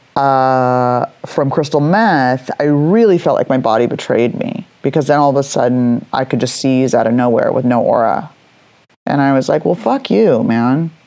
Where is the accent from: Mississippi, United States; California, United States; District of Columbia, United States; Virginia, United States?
California, United States; Los Angeles; also born or lived in San Francisco; I was 18 years old, which is weird growing up in Hollywood